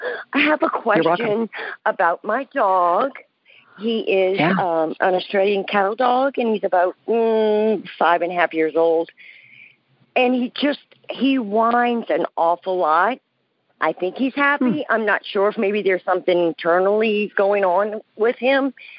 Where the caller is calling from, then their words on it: New Orleans, Louisiana, United States; I'm good. I'm calling from New Orleans.